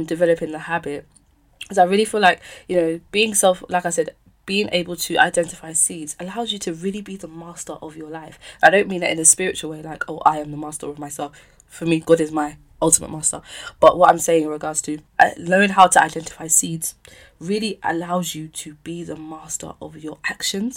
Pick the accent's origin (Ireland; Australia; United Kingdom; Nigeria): United Kingdom; London; I moved to another school in Bermondsey, which was closer to my house. And then we moved from Bermondsey to Peckham Rye